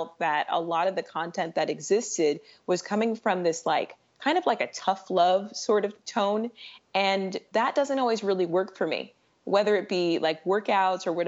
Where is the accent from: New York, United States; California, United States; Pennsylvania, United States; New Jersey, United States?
California, United States; San Diego; also born or lived in Los Angeles / San Francisco / Sacramento; I am a Southern California millennial. I grew up in San Diego